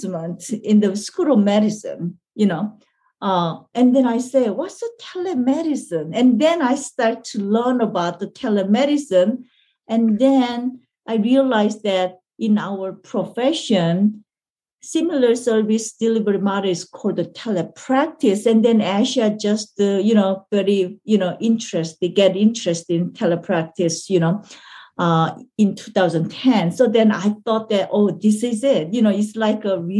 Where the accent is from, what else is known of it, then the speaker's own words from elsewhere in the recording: South Korea; English is a second language; moved away as an adult; now in United States; I came from Korea, you know, because I want to study